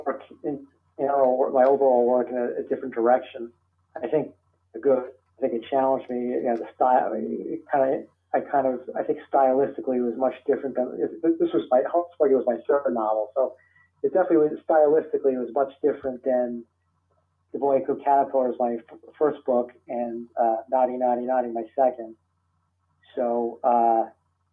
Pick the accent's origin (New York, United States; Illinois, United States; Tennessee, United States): New York, United States; New York City; I'm from New York City